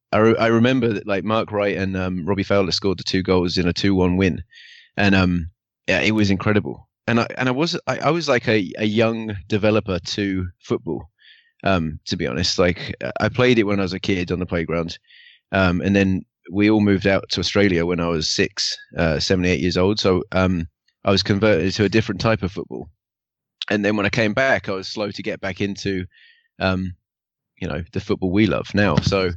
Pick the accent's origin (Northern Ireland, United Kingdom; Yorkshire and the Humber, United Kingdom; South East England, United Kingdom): South East England, United Kingdom; Woking; growing up in Woking